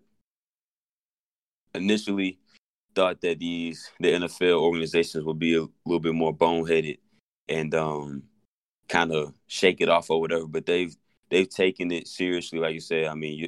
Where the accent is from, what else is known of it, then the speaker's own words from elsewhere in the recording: Georgia, United States; moved away as an adult; also born or lived in Murfreesboro, Tennessee; now in Ohio, United States; I'm from Georgia. Went to MTSU.